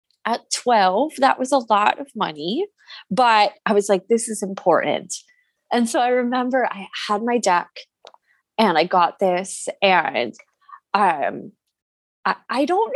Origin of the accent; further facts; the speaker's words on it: Jersey Shore, New Jersey, United States; I grew up on the Jersey Shore